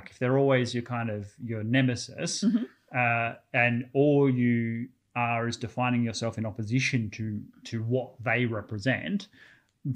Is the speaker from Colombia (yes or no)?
no; Australia; I'm an Australian, so I barely speak English